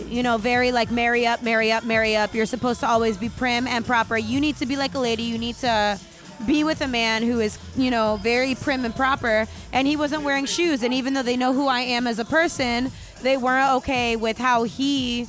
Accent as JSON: {"language": "English", "country": "Puerto Rico", "tie": "born or raised there", "moved": "yes", "said": "my entire family is super conservative, light-skinned Hispanic. And I was born in Puerto Rico, too"}